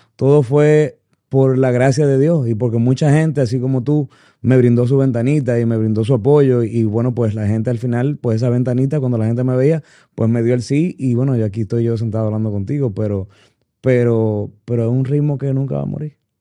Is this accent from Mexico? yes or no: no; Santo Domingo, Distrito Nacional, Dominican Republic; moved away; also born or lived in Miami, United States; yo viví 10 años fuera cuando me fui de Santo Domingo. Eh, porque mis padres perdieron un trabajo allá y, en busca de una mejoría, pues nos mudamos para Miami y duré 10 años, pero yo siempre añoré regresar a Santo Domingo